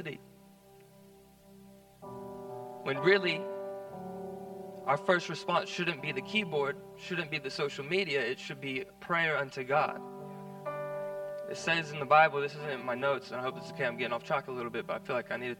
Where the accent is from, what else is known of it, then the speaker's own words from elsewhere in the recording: United States; now in Australia; I'm kind of removed from America nowadays, but I'm still American